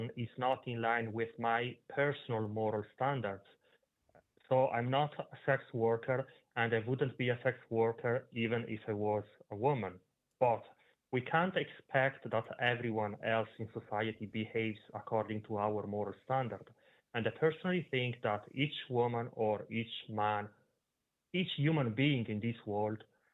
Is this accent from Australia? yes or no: no; Italy; moved away; I'm originally from Italy